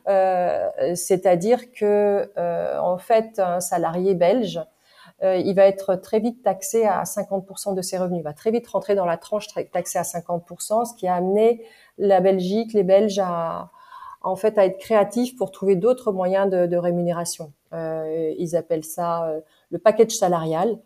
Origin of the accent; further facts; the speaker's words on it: France; en tant que française